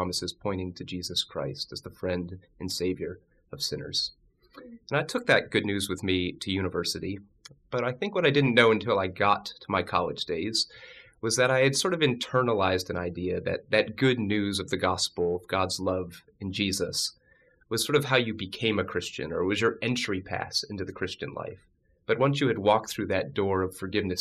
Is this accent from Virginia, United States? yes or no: yes; Northern Virginia, United States; also born or lived in Pennsylvania; I actually grew up in Northern Virginia, just outside of D.C.